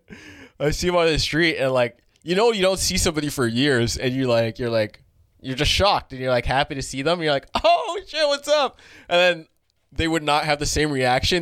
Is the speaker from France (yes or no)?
no; Brampton, Ontario, Canada; I grew up in Brampton